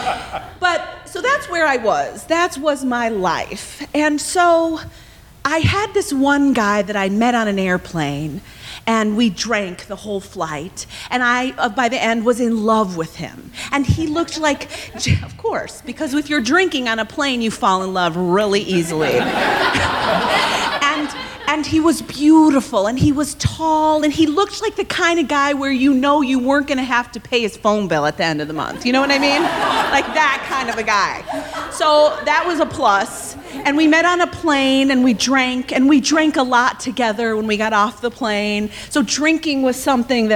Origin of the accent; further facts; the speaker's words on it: Evanston, Illinois, United States; moved away as an adult; now in Los Angeles, United States; I'm from Chicago, actually from Evanston, but I have moved to Los Angeles